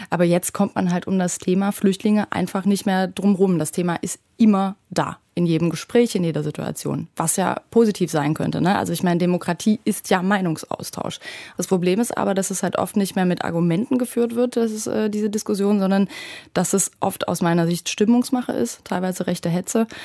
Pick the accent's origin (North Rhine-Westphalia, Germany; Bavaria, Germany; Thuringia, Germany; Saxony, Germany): Saxony, Germany; vor allem aber auch meine Heimat, also die Gegend rund um Dresden.